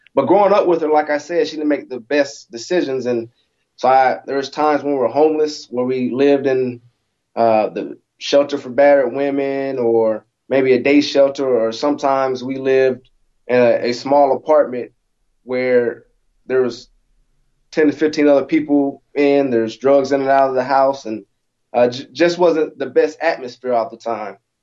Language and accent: English; Alaska, United States; growing up in Alaska, so I was born born in Alaska, uh, 1984